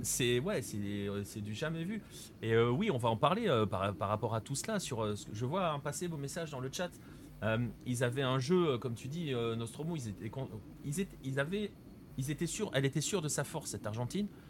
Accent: France; en tant que Français

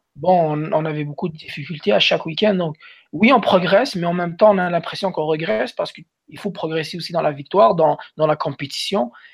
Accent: Montreal, Quebec, Canada; moved away as an adult; also born or lived in Algeria / Colorado; now in Utah, United States; Je viens de Montréal, qui est une métropole, une très très grande ville

